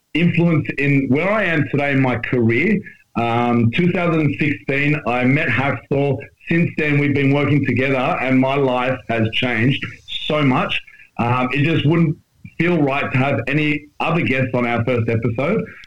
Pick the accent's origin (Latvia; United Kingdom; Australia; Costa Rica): Australia; otherwise known as the Australian Strength Coach